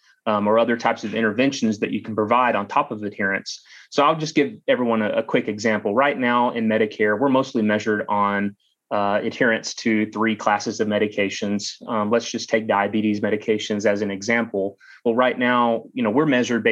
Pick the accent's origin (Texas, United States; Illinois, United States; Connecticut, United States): Texas, United States; Eastland; also born or lived in Austin, Texas; I grew up in rural West Texas in Eastland, Texas